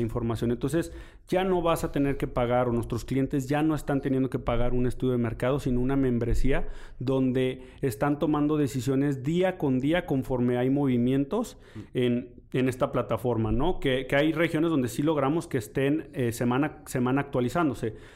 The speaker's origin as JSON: {"language": "Spanish", "country": "Mexico"}